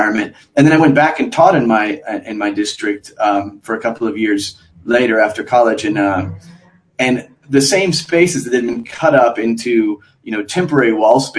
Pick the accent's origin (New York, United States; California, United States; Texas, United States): Texas, United States; Galveston; I'm from Galveston, Texas, where we had multiple schools reconstructed